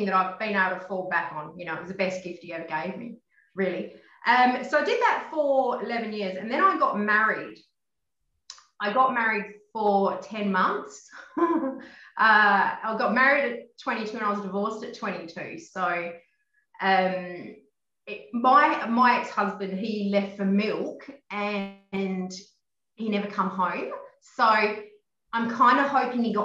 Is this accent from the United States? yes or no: no; Harvey, Western Australia, Australia; I grew up in Harvey. It's a small town, southwest, near Bunbury